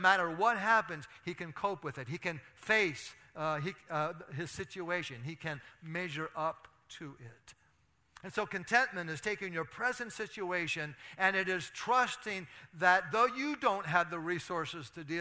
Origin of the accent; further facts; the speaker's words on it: Athens, United States; my hometown of Athens